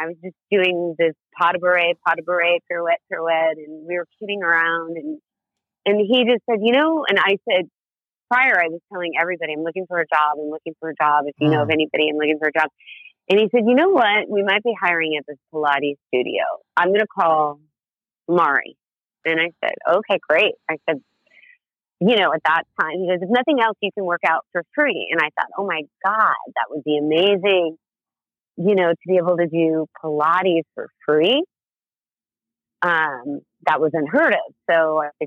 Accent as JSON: {"language": "English", "town": "Las Vegas", "region": "Nevada", "country": "United States", "tie": "born or raised there", "also_born_or_lived": "New York", "moved": "as an adult", "lives_now": "Los Angeles, United States", "said": "When I grew up in Las Vegas"}